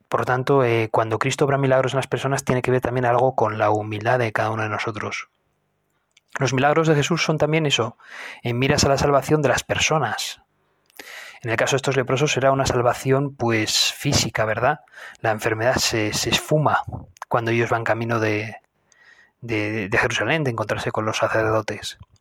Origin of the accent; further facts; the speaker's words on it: Spain; yo soy de España